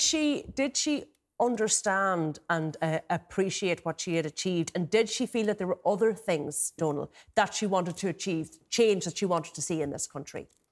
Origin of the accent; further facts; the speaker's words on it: Ireland; as Irish, as one of us